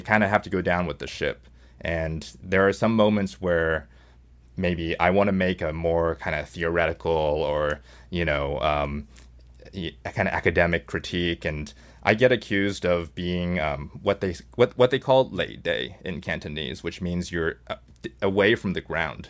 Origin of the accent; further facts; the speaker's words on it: Seattle, Washington, United States; moved away as an adult; also born or lived in Hong Kong; now in New York City, United States; I was born in Hong Kong, uh, grew up in Seattle, and went to school, uh, went to college in New York.